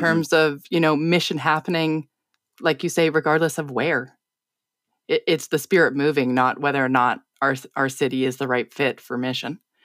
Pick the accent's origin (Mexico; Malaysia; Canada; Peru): Canada; being Canadian